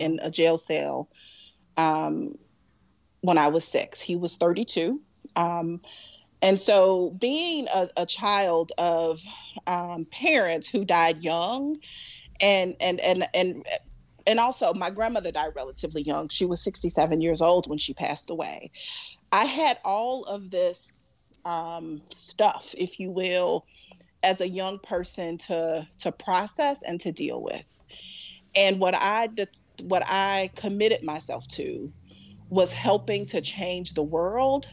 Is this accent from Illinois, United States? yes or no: yes; Chicago, Illinois, United States; moved away; I am a very, very proud Southside girl, um, from Chicago.